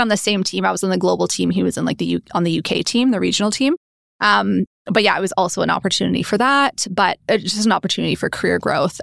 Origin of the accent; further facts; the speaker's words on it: Oshawa, Ontario, Canada; moved away as an adult; also born or lived in Toronto / United Kingdom; I grew up in good old Oshawa